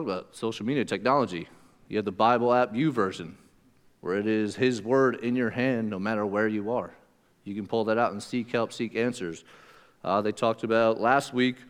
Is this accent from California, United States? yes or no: no; Pennsylvania, United States; moved away; where I come from Pennsylvania